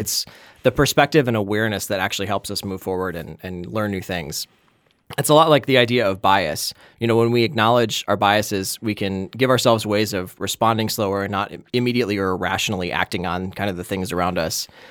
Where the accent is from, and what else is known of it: Wisconsin, United States; accent: Wisconsin; now in Minnesota, United States